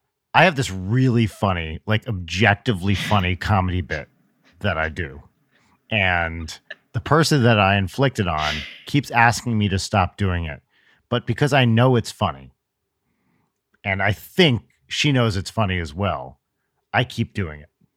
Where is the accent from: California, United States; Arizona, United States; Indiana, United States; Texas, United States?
California, United States; Los Angeles; I'm from Los Angeles, California.